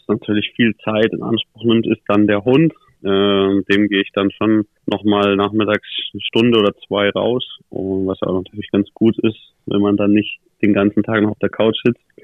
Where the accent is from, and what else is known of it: Nuremberg, Bavaria, Germany; born or raised there; also born or lived in Krefeld